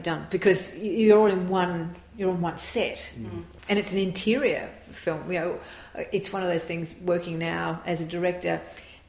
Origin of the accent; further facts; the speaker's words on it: Australia; we are a very suburban culture. You're in the suburbs, you're in those schools, and it very much related to our lives as Australian suburban kids